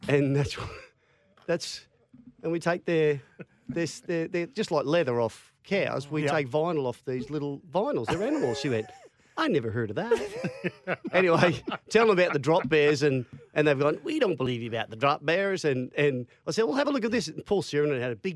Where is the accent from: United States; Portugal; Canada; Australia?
Australia; from Australia